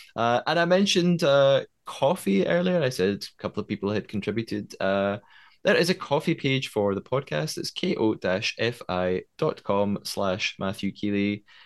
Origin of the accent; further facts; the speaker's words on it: Scotland, United Kingdom; accent: Scottish; I am Scottish. I'm living in Scotland